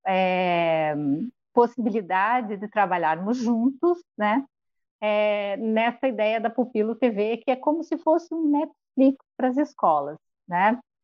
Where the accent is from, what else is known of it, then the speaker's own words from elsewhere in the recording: Joaçaba, Santa Catarina, Brazil; moved away; ele é da mesma cidade que os meus pais moram, é, Joaçaba, onde eu fui criada